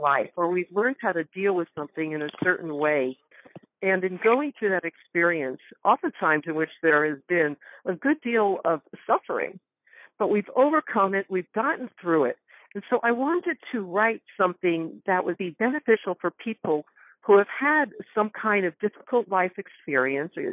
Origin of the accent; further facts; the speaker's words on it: Northwest Connecticut, United States; moved away; I grew up in Connecticut. In fact, I just came back from there two days ago, Northwest Connecticut.